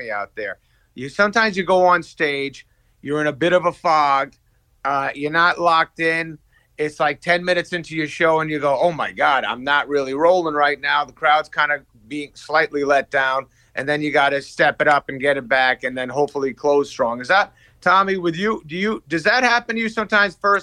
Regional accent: Manchester, New Hampshire, United States; I grew up in Manchester, New Hampshire.

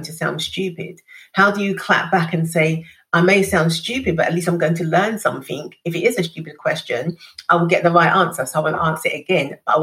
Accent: London, United Kingdom; growing up in East London on a council estate

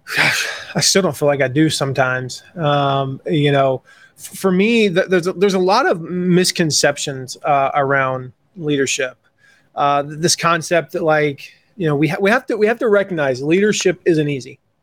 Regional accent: Atlanta, Georgia, United States; moved away; also born or lived in Nashville area, Tennessee; growing up in Atlanta

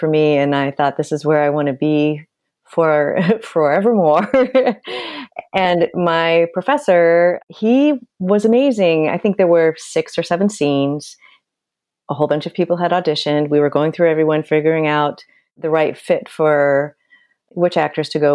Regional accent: Nebraska, United States; moved away; also born or lived in Kansas; I am from Nebraska and I went to the University of Kansas.

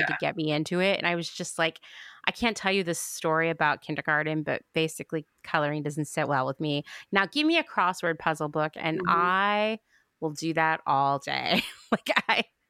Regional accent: Central Pennsylvania, United States; where I grew up in Central PA

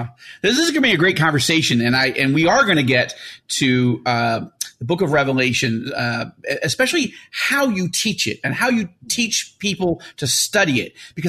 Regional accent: New York, United States; the way I grew up in New York

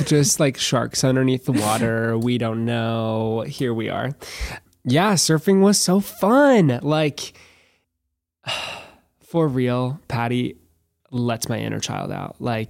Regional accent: Nebraska, United States; Born and raised, middle of nowhere, cornfield America, but love it so much.

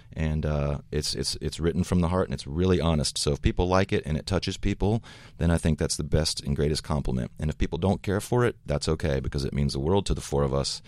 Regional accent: the South, United States; Brent, our, our guitar player, myself, we come from the South

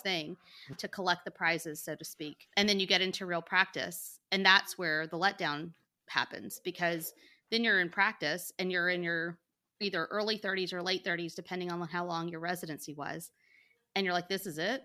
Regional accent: Montgomery, Alabama, United States; I, too, am from Montgomery, Alabama. Born and raised.

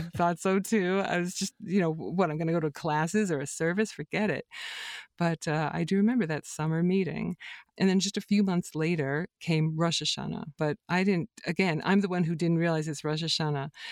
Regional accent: Ohio, United States; as a kid growing up in Ohio

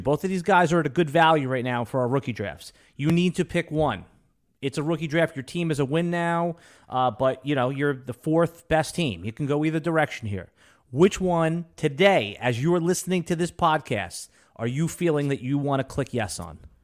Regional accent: Jacksonville, Florida, United States; Jacksonville, my hometown

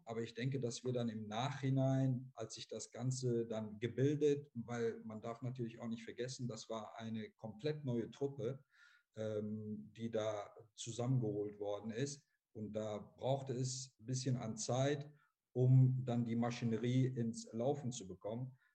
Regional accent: Essen, North Rhine-Westphalia, Germany; als Essener, äh, der hier äh, geboren, aufgewachsen ist

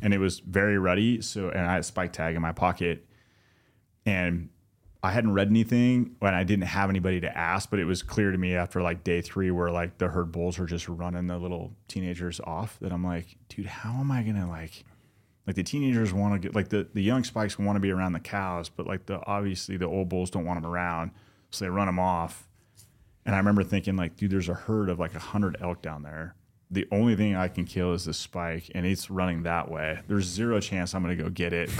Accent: Southern California, United States; moved away; we didn't know each other growing up, but we grew up in Southern California

